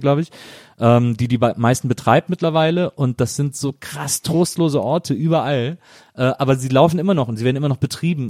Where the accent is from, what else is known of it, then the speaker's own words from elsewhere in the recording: Wesseling, North Rhine-Westphalia, Germany; now in Berlin, Germany; ich komme aus Wesseling, das ist eine Kleinstadt zwischen mhm. Köln und Bonn